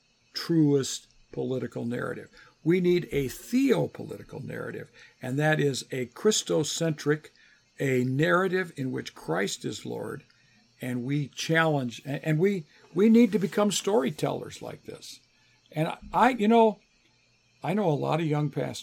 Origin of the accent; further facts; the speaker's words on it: United States; also born or lived in England; I grew up in the United States